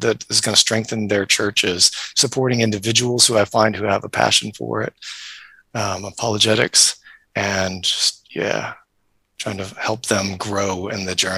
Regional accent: United States; moved away as an adult; also born or lived in Kenya; now in Christchurch, New Zealand; I am American, but I'm not in America. I live here in Christchurch

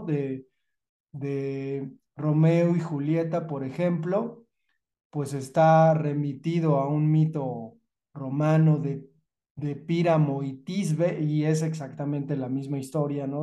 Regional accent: Mexico; somos los, los mexicanos

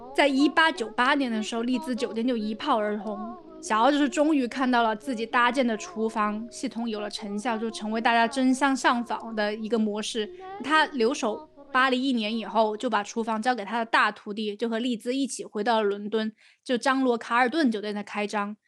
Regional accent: China; 我们就说从中国来的

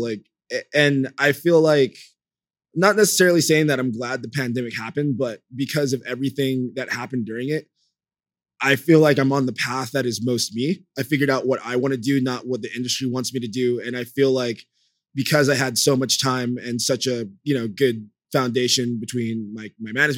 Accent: Los Angeles, California, United States; LA, my hometown

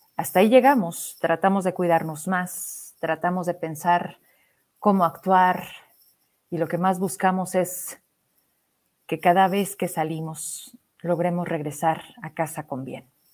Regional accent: Fresnillo, Zacatecas, Mexico; mi tierra, en Fresnillo

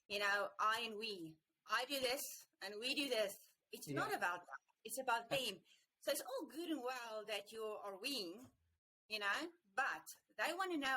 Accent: South Africa; being a South African

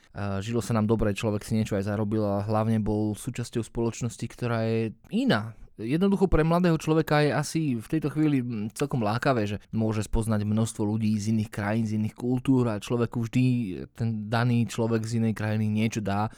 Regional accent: Slovakia; moved away as an adult; also born or lived in England; sme sa rozhodli vrátiť sa naspäť na Slovensko

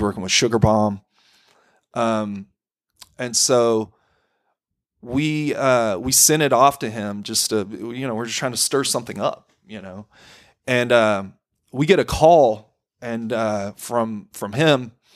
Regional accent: Corsicana, Texas, United States; I grew up in Corsicana

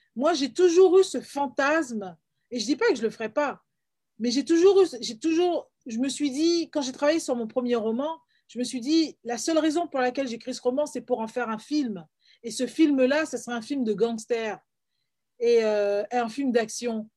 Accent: Paris, Île-de-France, France; moved away as an adult; also born or lived in Florida, United States / England / Canada; now in Toronto, Canada; moi qui suis guadeloupéenne, je suis née à Paris, j'ai grandi à Paris et j'ai vécu aux États-Unis

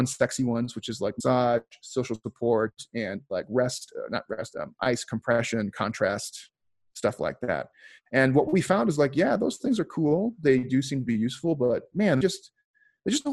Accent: Chicago, Illinois, United States; moved away; also born or lived in Philadelphia; I grew up in Chicago and lived in Philly for a while

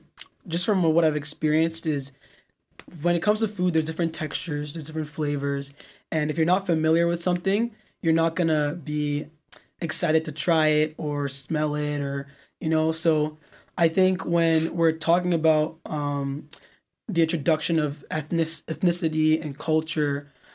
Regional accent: United Kingdom; accent: British; So like, you know, so I would use my British accent, but I remember like going to bed, like thinking, oh, like if we're staying here, my accent is going to change.

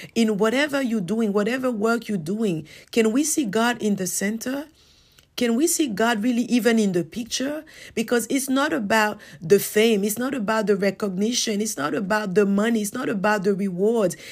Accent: Côte d’Ivoire; moved away; back to my hometown in the Ivory Coast

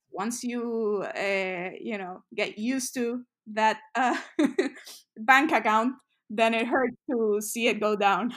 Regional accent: San Juan, Puerto Rico; moved away as an adult; also born or lived in New York; I'm from San Juan, Puerto Rico, so the Caribbean. Um, and I lived, I'm, I'm right here in Puerto Rico right now for the holidays. So I, I lived here pretty much all my life until I was, like, eighteen

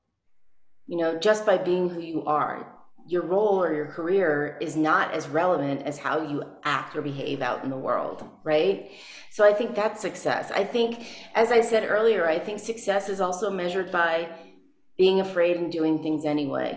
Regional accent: New Orleans, Louisiana, United States; also born or lived in Chicago / Nashville; now in New Mexico, United States; I was born in New Orleans, and I was the youngest of four

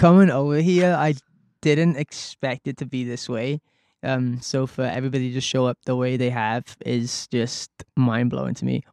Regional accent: Wales, United Kingdom; my mom and dad are Scottish, so I was from Wales, so I never really got to see my family all that much

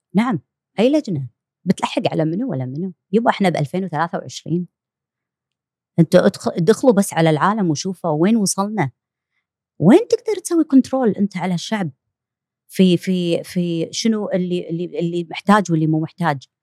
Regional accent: Kuwait; عندنا بالكويت

